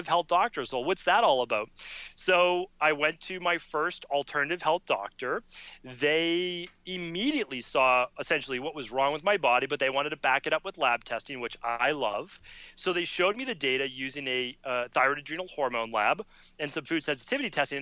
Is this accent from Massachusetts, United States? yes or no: yes; Medford, Massachusetts, United States; I'm growing up in Medford, Massachusetts